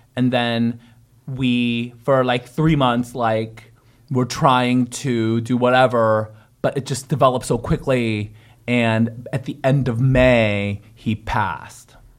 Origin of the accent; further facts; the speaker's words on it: San Francisco, California, United States; also born or lived in Korea; San Francisco